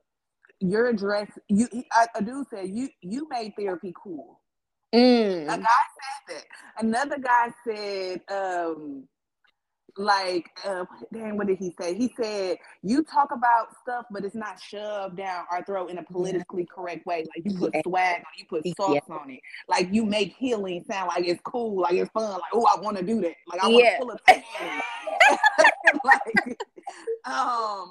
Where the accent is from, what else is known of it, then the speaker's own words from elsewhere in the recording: Milwaukee, Wisconsin, United States; I grew up in Milwaukee